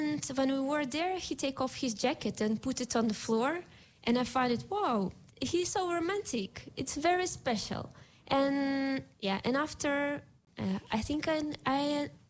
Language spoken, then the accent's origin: English; Moscow, Russia; moved away as an adult; now in Almere, Netherlands; I'm from Moscow